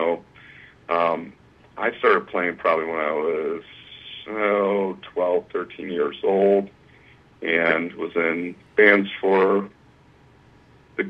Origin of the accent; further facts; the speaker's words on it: Bellevue, Ohio, United States; I am from a small town in Ohio, which there's plenty of them here. Bellevue, very small town